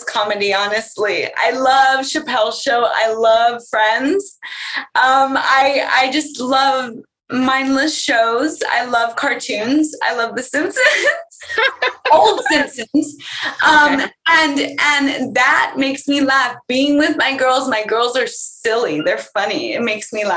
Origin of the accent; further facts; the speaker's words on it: California, United States; I'm very California